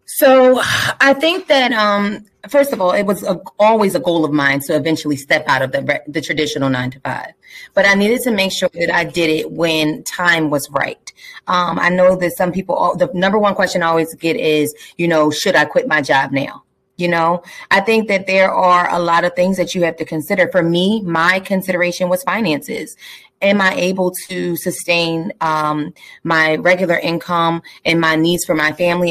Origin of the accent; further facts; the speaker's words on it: Philadelphia, Pennsylvania, United States; I'm from Southwest Philadelphia, born and raised